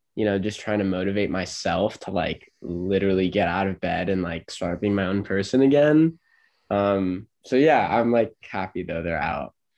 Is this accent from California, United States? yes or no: yes; Los Angeles, California, United States; moved away as an adult; now in St. Louis, United States; I'm 20 and I'm from